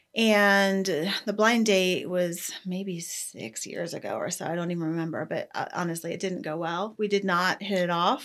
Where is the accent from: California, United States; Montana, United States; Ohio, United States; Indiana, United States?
Ohio, United States; moved away as an adult; now in Ocala, United States; I grew up in Ohio, went to college at Ohio State, and then moved, uh, to Florida